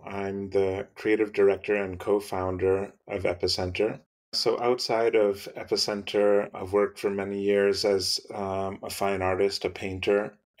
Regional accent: Massachusetts, United States; maybe growing up in Western Massachusetts gave me a sort of affinity for outdoor space.

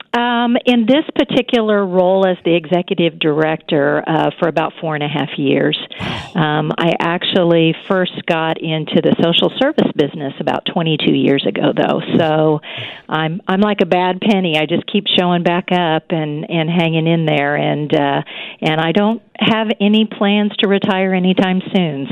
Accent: Wichita, Kansas, United States; also born or lived in Pennsylvania / Missouri; I grew up in the Wichita Derby area

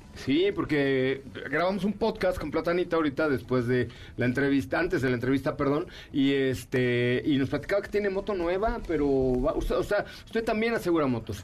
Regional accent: Mexico; nuestro país

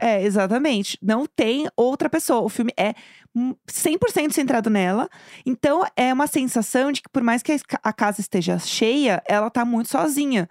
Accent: São Paulo, Brazil; A gente é de São Paulo

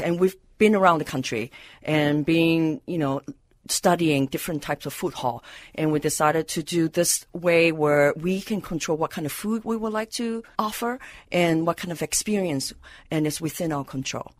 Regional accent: Malaysia; also born or lived in San Francisco; now in Minneapolis, United States; I was born in Malaysia.

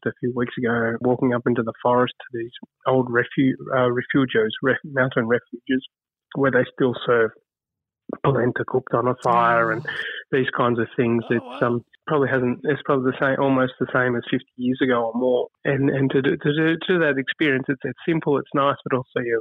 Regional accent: Australia; as an Australian

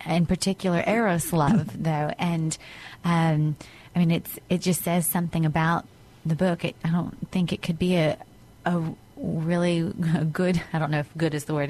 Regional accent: United States; as an American

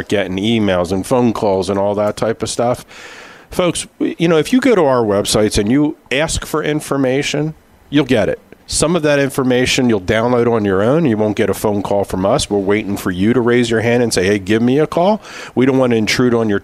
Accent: Philadelphia, Pennsylvania, United States; We grew up in Philadelphia.

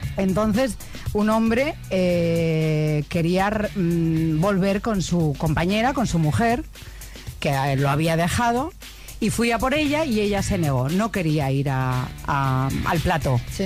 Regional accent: Extremadura, Spain; moved away; also born or lived in Barcelona; los 16 años en mi tierra, en Extremadura, en la cadena Ser

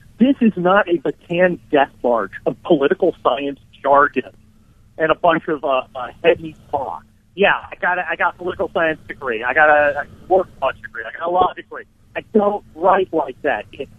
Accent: Ohio, United States; now in Los Angeles, United States; I was born in Ohio. I don't know if I ever told you that. I was born in Ohio.

